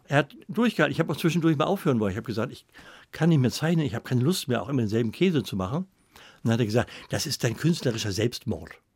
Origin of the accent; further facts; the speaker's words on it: Northern Germany, Germany; also born or lived in Hamburg / Cologne; ich bin auch ein Norddeutscher